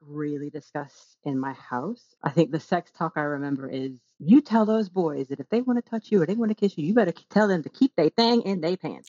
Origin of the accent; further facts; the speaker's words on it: the South, Texas, United States; moved away as an adult; now in United Kingdom; growing up in the South in, in the States